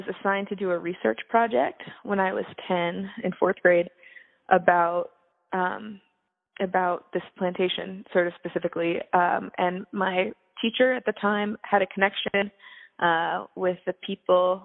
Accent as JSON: {"language": "English", "area": "Fluvanna County", "region": "Central Virginia", "country": "United States", "tie": "born or raised there", "also_born_or_lived": "Williamsburg, Virginia / Braddock, Pennsylvania / North Carolina", "said": "I grew up in Central Virginia, about 15 miles southeast of Charlottesville in Fluviana County."}